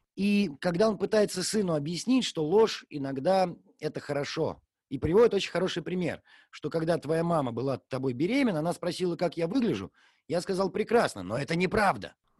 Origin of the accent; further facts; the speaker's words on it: Gatchina, Leningrad Oblast, Russia; всю жизнь, все детство живешь в Гатчине